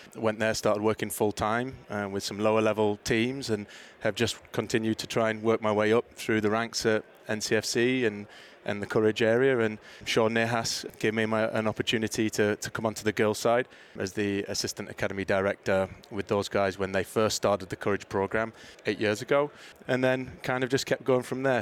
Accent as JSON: {"language": "English", "town": "Middlesbrough", "region": "North East England", "country": "United Kingdom", "tie": "born or raised there", "also_born_or_lived": "Mobile, Alabama / Mississippi", "moved": "as an adult", "lives_now": "United States", "said": "my hometown club, Middlesbrough"}